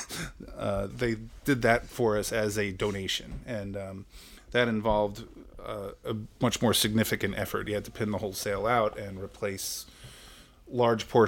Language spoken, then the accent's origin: English; Long Island, New York, United States; moved away as an adult; now in Maryland, United States; I grew up in Long Island, New York, and I came to Maryland in 1990 to go to college.